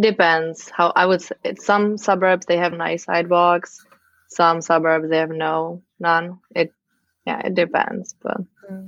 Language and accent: English; Czechia; moved away as an adult; also born or lived in Amsterdam, Netherlands; now in United States; I am from the Czech Republic. I moved to the US when I was 21 as a living nanny